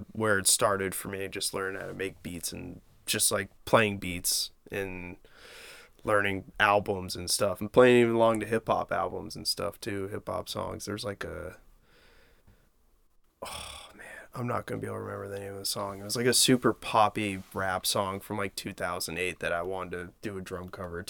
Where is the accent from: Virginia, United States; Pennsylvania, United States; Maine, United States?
Maine, United States; Standish; I grew up in Standish.